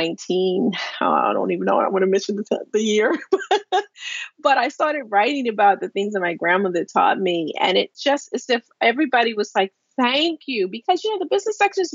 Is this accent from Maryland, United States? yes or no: yes; Baltimore, Maryland, United States; born or raised there; moved away as an adult; now in Washington, United States